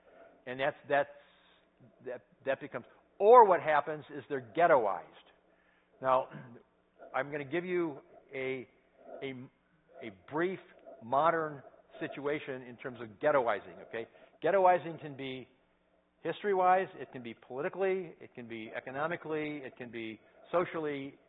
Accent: United States; accent: American English; as an American, I say that I'm a English speaker, right? I speak English. No, I speak American English.

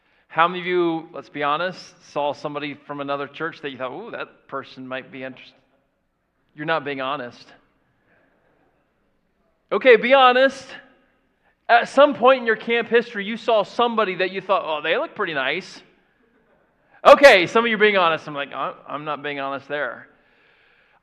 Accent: Florida, United States; now in Indiana, United States; I grew up in Florida

